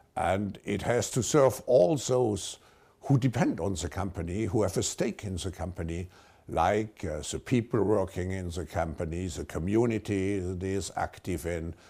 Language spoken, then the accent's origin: English; Baden-Württemberg, Germany; I grew up in a, a middle-sized town just, uh, north of Switzerland in Germany.